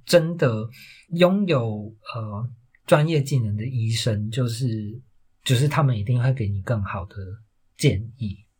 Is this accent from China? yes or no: no; Taiwan; moved away; also born or lived in Australia; 我那个时候就是离开了台湾这个环境